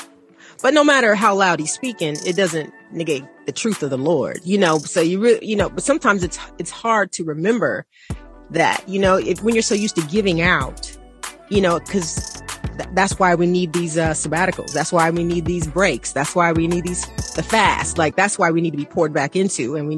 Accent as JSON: {"language": "English", "town": "Atlanta", "region": "Georgia", "country": "United States", "tie": "born or raised there", "said": "when I was growing up in Atlanta, we are taught to pray for people"}